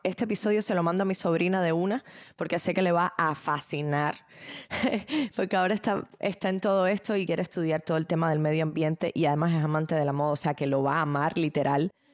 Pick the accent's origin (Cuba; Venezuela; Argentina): Cuba; now in United States; en mi país, que es un país extremadamente pobre, digamos, Cuba, que es de donde vengo